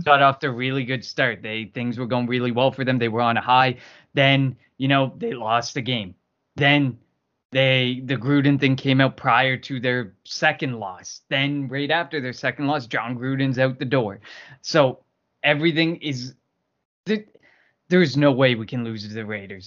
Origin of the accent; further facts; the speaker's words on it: Canada; I'm from Canada